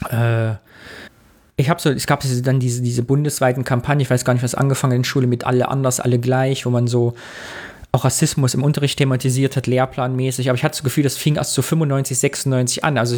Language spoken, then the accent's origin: German; Sondershausen, Thuringia, Germany; Es gab ja den angeblichen Satanistenmord in Sondershausen, da wo ich herkomme, was meines Erachtens ein rechtsradikaler Mord war, der auch nie richtig damals thematisiert worden ist.